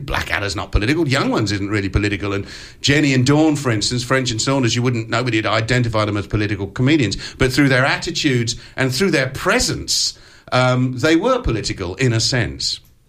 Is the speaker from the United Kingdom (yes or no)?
yes; United Kingdom; moved away as an adult; now in Australia; So here I am, very much a man of two countries. I'm an Australian citizen, but also I'm British.